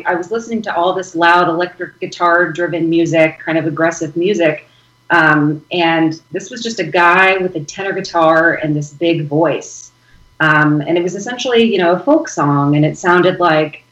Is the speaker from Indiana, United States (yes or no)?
yes; Evansville, Indiana, United States; I'm originally from Southern Indiana. I'm from a small city named Evansville